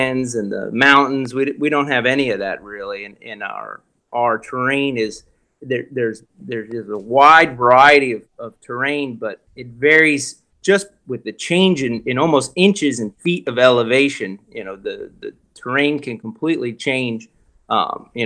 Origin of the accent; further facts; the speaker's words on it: South Florida, United States; I'm from South Florida